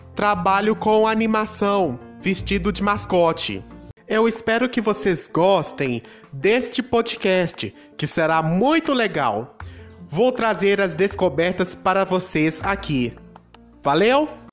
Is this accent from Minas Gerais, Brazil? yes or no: yes; Itabira, Minas Gerais, Brazil; sou natural da cidade de Itabira, Minas Gerais